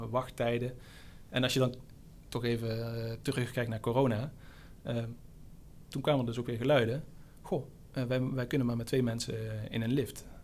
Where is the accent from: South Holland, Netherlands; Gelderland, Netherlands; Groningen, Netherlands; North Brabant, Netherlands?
North Brabant, Netherlands; Kaatsheuvel; moved away; ik kom uit Kaatsheuvel